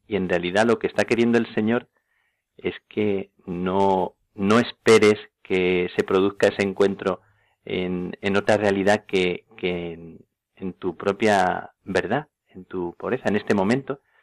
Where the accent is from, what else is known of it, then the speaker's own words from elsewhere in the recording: Plasencia, Extremadura, Spain; en Plasencia a las carmelitas en, mi tierra.